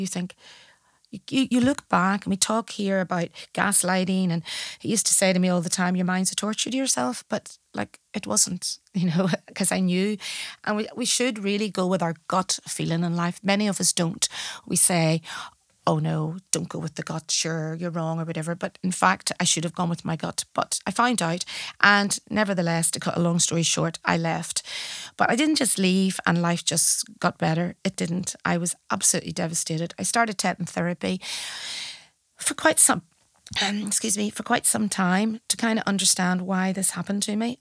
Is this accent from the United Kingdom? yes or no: yes; Belfast, Northern Ireland, United Kingdom; moved away as an adult; also born or lived in Malahide, Ireland; now in Dublin, Ireland; I leave Northern Ireland at the age of forty-eight to come to a new city